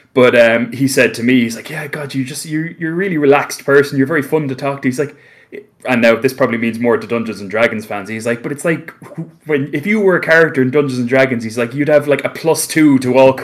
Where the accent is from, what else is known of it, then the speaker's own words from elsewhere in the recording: Carlow, County Carlow, Ireland; accent: light Irish; if I speak to people in town, like in my hometown, if I go properly into like Carlow town, I'm considered to almost sound like English by comparison